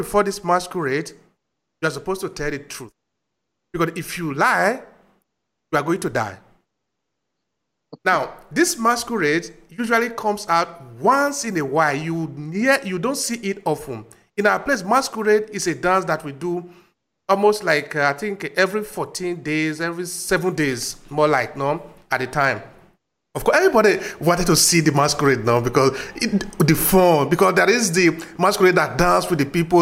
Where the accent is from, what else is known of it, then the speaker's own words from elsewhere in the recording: Uromi, Edo, Nigeria; in my village, I come from Uromi.